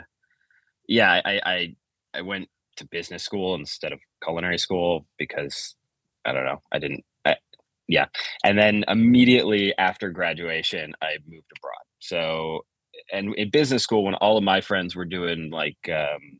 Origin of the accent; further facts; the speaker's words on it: Chicago, Illinois, United States; moved away; I'm from Chicago originally